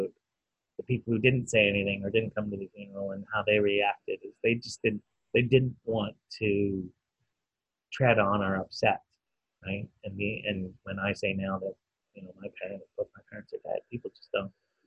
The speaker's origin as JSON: {"language": "English", "country": "Canada", "tie": "born or raised there", "moved": "yes", "lives_now": "United Kingdom", "said": "I'm, a foreigner here in the UK, and I say I grew up in Canada"}